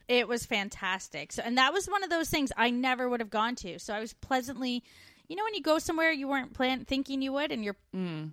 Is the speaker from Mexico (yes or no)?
no; Canada; moved away; We're two Canadian expats now living in Australia